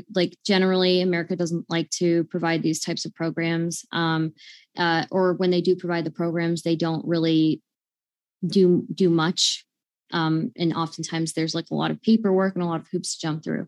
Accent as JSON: {"language": "English", "country": "United States", "said": "I'm American"}